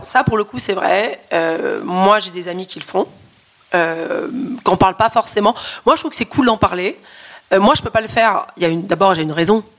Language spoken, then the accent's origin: French; Paris, Île-de-France, France; je suis parisienne, parce que j'habite à Paris